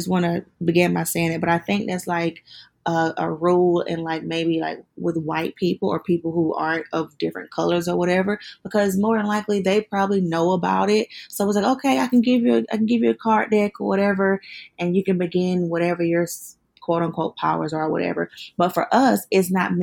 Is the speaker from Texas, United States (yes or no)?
no; South Carolina, United States; accent: country; moved away as an adult; now in Atlanta, United States; I'm actually from South Carolina, but okay. I've been in Atlanta since 2017